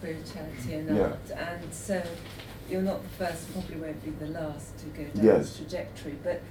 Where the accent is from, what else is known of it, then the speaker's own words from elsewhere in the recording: Uganda; moved away; And I obviously come from Africa. I come from Uganda originally